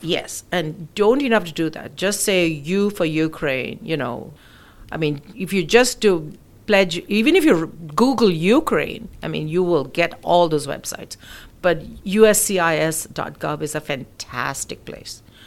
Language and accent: English; India; moved away as an adult; also born or lived in United Kingdom; now in United States; So I'm originally from India. I was born in the UK. My parents were living in the UK when I was born, and of course, and then I um, we they went back to India, so I went back to India. So most of my schooling and college was done in India